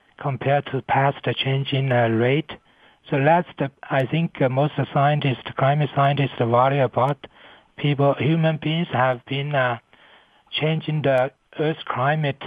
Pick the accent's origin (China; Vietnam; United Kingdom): China; moved away as an adult; also born or lived in United States; now in Colorado, United States; I come to United States from China in 1990 to study atmospheric science at Columbia University